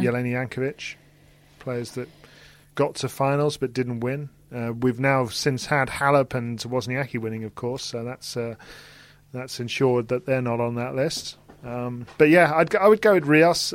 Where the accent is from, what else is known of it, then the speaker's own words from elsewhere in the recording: United Kingdom; in terms of being British